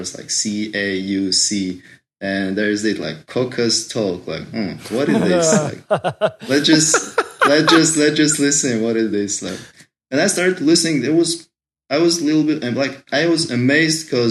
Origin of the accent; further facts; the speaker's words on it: Izberbash, Dagestan, Russia; first language Agul; English is a second language; moved away as an adult; also born or lived in St. Petersburg, Russia; now in Moscow, Russia; I was born in Dagestan, in Izbarbash. It's a small town in the central Dagestan, right on the seaside, located right on the seaside.